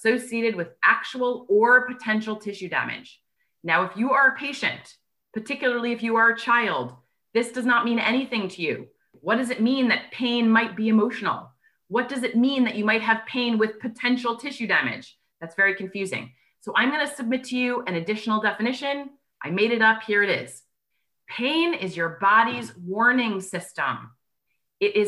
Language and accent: English; New York, United States; I am a New Yorker natively, so I talk really fast